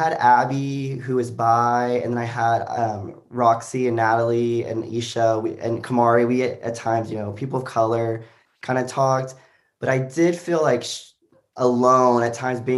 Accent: Joshua, Texas, United States; also born or lived in Arkansas; now in Austin, United States; I grew up in a small town called Joshua, Texas.

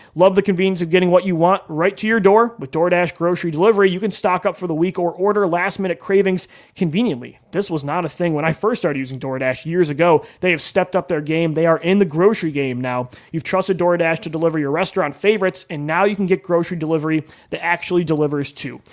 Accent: Buffalo, New York, United States; moved away; my family time we grew up in Buffalo, New York

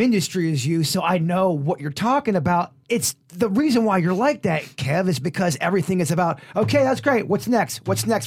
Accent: Palm Beach Gardens, Florida, United States; I was born and raised in the Lake Park, Palm Beach Gardens, Northern County area

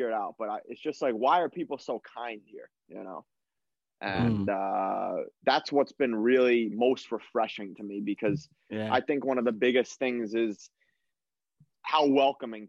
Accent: New York, United States; moved away as an adult; we're from New York

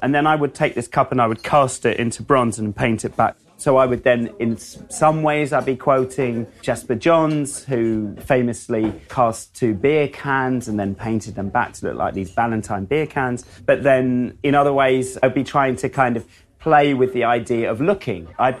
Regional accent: United Kingdom; even if I would paint a painting of a cup of tea, it would be seen through the filter of being a British artist.

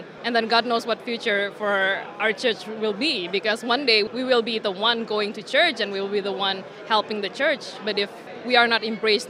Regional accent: Indonesia; I'm from Indonesia. Okay, I'm actually 30 years old.

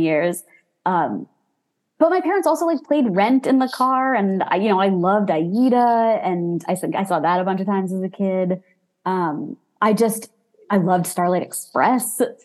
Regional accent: New York City, New York, United States; I grew up in Manhattan, like two subway stops away from Broadway.

